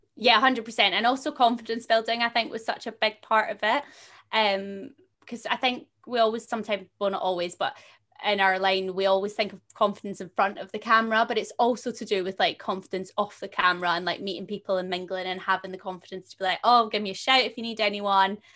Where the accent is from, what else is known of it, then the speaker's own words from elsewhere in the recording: a little town just outside of Glasgow, Scotland, United Kingdom; I come from a little town just outside of Glasgow